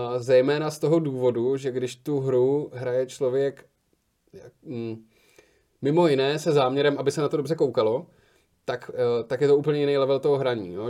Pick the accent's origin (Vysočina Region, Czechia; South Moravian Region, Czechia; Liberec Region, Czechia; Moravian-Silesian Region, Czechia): Liberec Region, Czechia; Liberec; moved away; já jsem z Liberce původně, tak jsme šli do libereckého kina Varšava